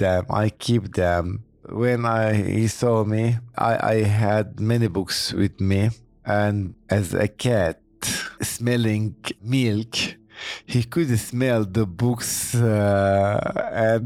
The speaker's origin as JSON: {"language": "English", "country": "Turkey", "moved": "yes", "said": "I am from Turkey"}